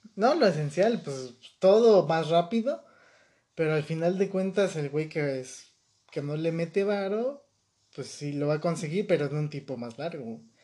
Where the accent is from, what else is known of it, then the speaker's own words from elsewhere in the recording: Mexico; Yo como ciudadano mexicano